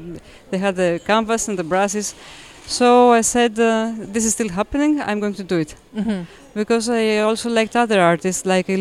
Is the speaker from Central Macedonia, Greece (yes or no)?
no; Athens, Attica, Greece; now in Crete, Greece; growing up in Athens